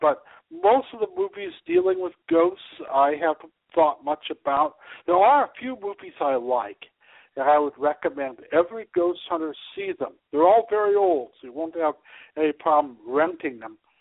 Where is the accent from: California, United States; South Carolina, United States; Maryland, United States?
California, United States; Ventura; also born or lived in Los Angeles, California / Thousand Oaks, California; my hometown of Ventura, California